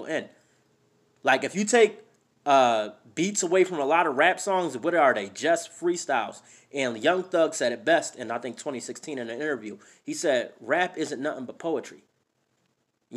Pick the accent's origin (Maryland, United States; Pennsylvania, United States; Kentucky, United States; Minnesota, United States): Pennsylvania, United States; Philadelphia; moved away as an adult; also born or lived in New Jersey / New York; now in Idaho, United States; I was born and raised in Philadelphia my entire life